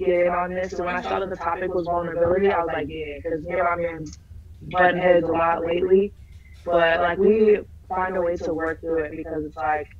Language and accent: English; Minneapolis, Minnesota, United States; also born or lived in Alabama; I'm from Minnesota, born and raised.